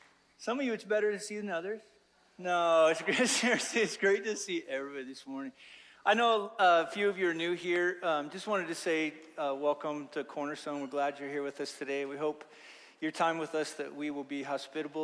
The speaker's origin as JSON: {"language": "English", "region": "Wyoming", "country": "United States", "said": "I'm from Wyoming"}